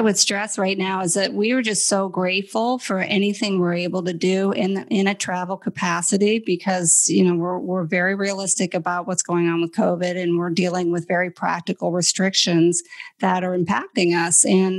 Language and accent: English; United States; moved away as an adult; we're from the United States